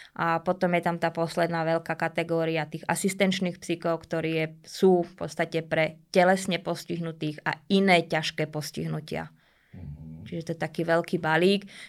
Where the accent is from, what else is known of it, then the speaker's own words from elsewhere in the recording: Bratislava, Bratislava Region, Slovakia; Pochádzam z mesta, pochádzam z Bratislavy, vyrastala som v paneláku